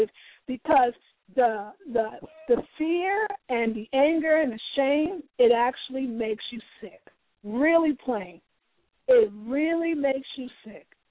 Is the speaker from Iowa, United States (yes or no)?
no; New York, United States; I'm from New York